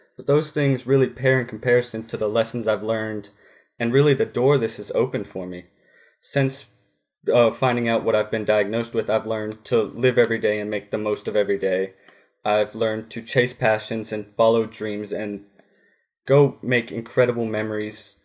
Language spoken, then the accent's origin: English; Grayslake, Illinois, United States; now in Woodruff, United States; I'm originally from Grace Lake, Illinois. I now live in Woodruff, South Carolina